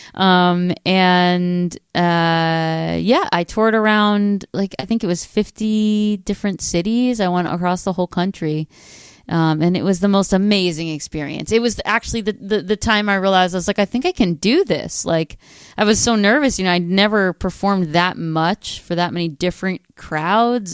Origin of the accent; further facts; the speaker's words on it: northern New Jersey, United States; I grew up in northern New Jersey, about thirty miles outside of New York City.